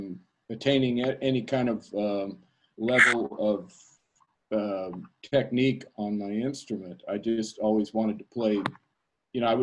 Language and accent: English; Wichita, Kansas, United States; now in New York City, United States; I grew up in the Midwest in Kansas, and I moved here in hopes of getting a jazz career.